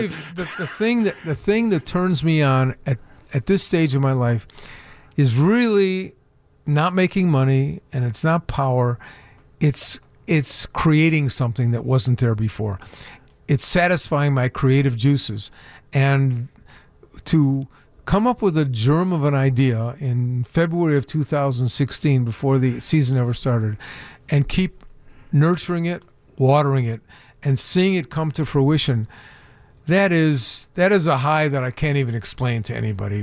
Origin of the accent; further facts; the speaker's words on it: Chicago, Illinois, United States; grew up on the, on, in, on the north side of Chicago in an area called West Rogers Park